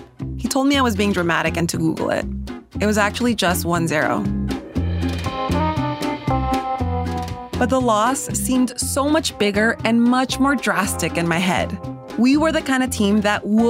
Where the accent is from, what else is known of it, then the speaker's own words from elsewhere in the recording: Los Angeles, California, United States; I was born in Los Angeles